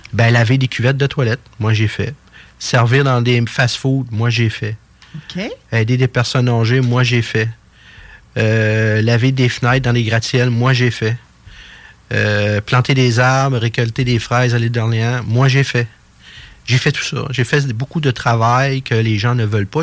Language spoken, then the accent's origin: French; Quebec City, Quebec, Canada; je suis natif de Québec